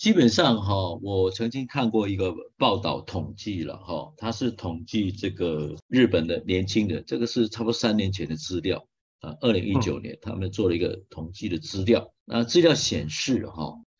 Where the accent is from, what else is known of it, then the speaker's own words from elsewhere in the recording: Taiwan; 像基本上日本也好，或者我们台湾人也好，我们都是属于勤奋的工作者